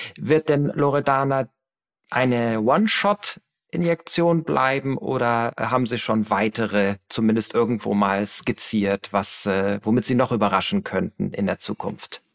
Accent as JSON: {"language": "German", "region": "Hamburg", "country": "Germany", "tie": "born or raised there", "said": "in meiner Heimatstadt Hamburg"}